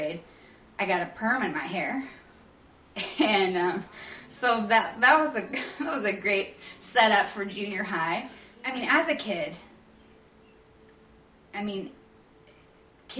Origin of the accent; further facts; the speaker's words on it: Florissant, Missouri, United States; also born or lived in Texas; I am from St. Louis. I was born here and lived here in Florissant actually all my life until right after college